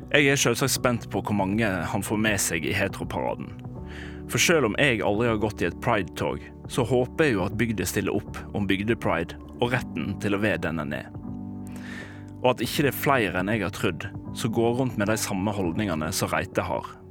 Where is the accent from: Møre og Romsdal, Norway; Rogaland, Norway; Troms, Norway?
Møre og Romsdal, Norway; Volda; jeg har bodd her